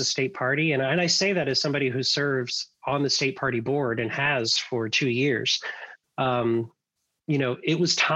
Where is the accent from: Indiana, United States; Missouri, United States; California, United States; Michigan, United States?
Indiana, United States; Bloomington; I grew up in Bloomington, Indiana